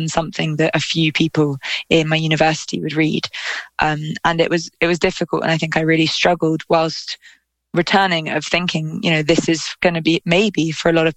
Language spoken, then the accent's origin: English; London, United Kingdom; I'm a city kid. I grew up in London